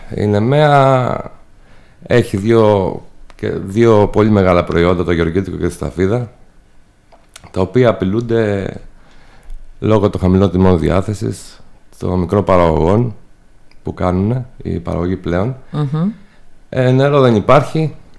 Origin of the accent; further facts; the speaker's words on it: Dafni, Peloponnese, Greece; also born or lived in Athens; είμαι από τη Δάφνη της Νεμέας, ένα χωριό έξω από την Νεμέα από αγροτική οικογένεια